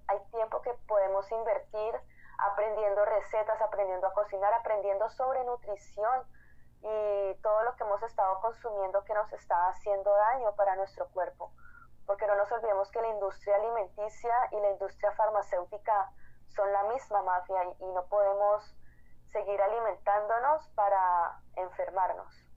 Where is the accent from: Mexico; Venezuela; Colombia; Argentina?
Colombia; moved away as an adult; also born or lived in Cali, Colombia; now in Washington, D.C., United States; yo soy activista colombiana, resido en DC